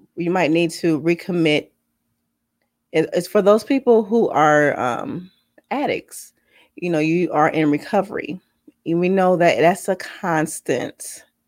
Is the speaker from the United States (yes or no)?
yes; San Diego, California, United States; accent: valley girl; moved away; I grew up in San Diego when I was a kid